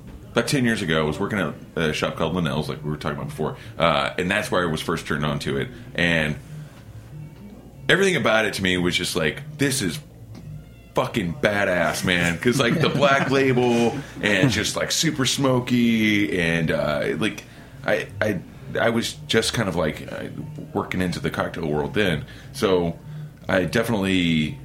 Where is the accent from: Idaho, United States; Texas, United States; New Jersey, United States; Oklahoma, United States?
Oklahoma, United States; moved away; I came from Oklahoma